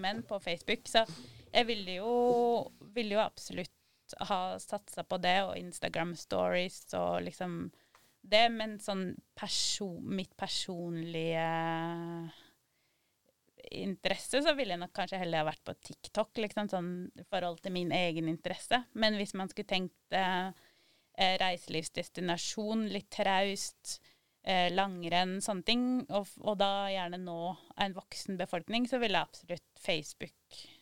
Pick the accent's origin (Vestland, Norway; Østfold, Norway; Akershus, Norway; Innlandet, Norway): Innlandet, Norway; Sør-Aurdal; Og så satt jeg hjemme i Valdres